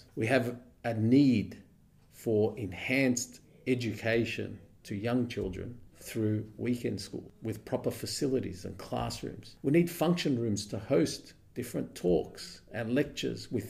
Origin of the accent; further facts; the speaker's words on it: Preston, Victoria, Australia; also born or lived in Dubai; I've never moved out of Preston. I live in Preston. I was born in Preston, raised in Preston.